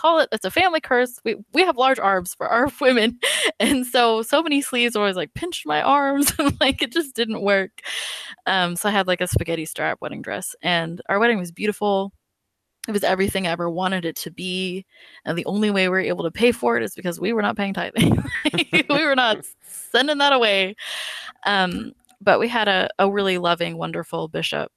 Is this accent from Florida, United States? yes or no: no; California, United States; now in Oklahoma, United States; I'm from California.